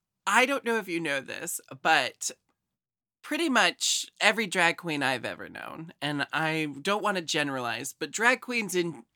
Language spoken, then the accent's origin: English; Portland, Oregon, United States; also born or lived in Seattle; I live in Portland. I was born and raised in Portland. Recently moved back. And then I also studied and lived in Seattle for a long time.